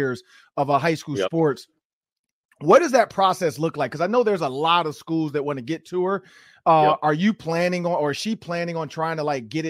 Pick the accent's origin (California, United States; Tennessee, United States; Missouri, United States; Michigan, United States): Michigan, United States; Detroit; now in Minnesota, United States; I'm from Detroit and I end up staying in Minnesota